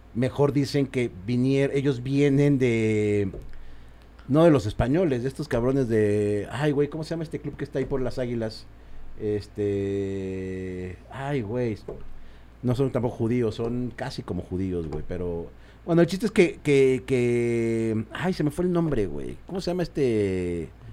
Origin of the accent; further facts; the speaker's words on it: Mexico; sí somos así los mexicanos